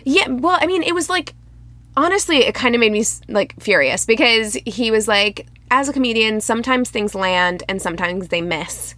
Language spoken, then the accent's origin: English; Midwest, United States; I'm from the Midwest